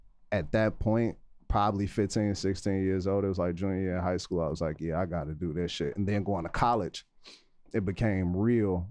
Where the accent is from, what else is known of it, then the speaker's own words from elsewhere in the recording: Chicago, Illinois, United States; I grew up in Inglewood. I spent 9 years in Inglewood